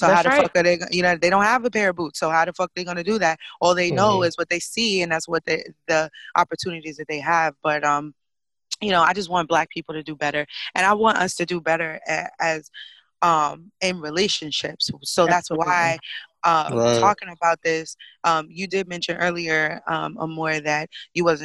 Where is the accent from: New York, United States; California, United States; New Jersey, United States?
New York, United States; New York City; I grew up in Brooklyn